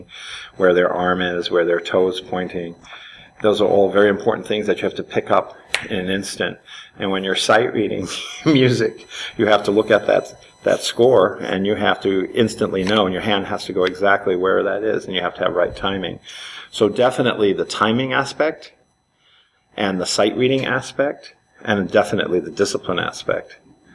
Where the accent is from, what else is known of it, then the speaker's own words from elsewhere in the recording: New York City, New York, United States; I grew up in Manhattan, in Spanish Harlem